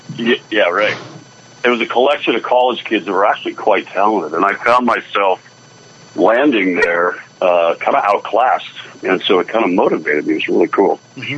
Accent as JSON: {"language": "English", "town": "Scottsdale", "region": "Arizona", "country": "United States", "tie": "born or raised there", "also_born_or_lived": "Tempe / San Francisco", "said": "Came back here to Scottsdale, where I kind of grew up. I was born in Tempe, Scottsdale area."}